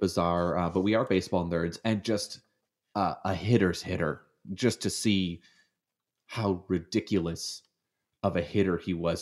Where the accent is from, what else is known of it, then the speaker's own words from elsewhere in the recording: Hamilton, Ontario, Canada; moved away as an adult; now in United States; I grew up in Hamilton